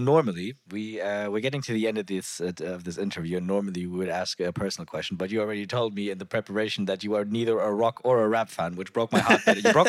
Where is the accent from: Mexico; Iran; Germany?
Germany; also born or lived in Africa; we're from Germany.